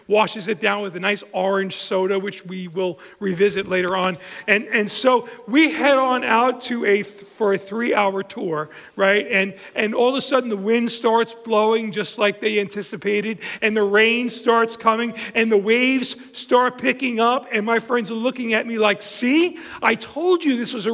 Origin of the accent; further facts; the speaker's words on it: Long Island, New York, United States; I grew up on Long Island and been there my whole life